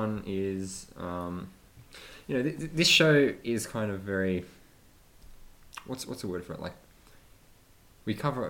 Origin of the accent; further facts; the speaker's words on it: Sydney, New South Wales, Australia; grew up in Sydney, as you did.